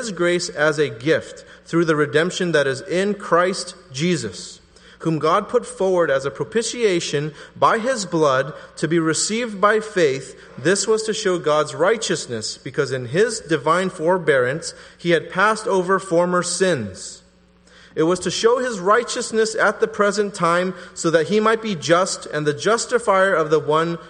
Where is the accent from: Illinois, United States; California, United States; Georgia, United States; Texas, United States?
California, United States; the Bay Area; I'm from the Bay Area